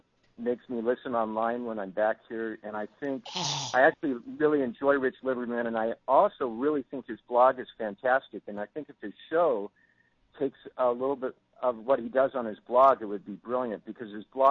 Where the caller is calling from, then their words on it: Chicago, Illinois, United States; also born or lived in Pebble Beach; Chicago, and then I'm calling from Chicago where I live part-time, but I live part-time in Pebble Beach, too.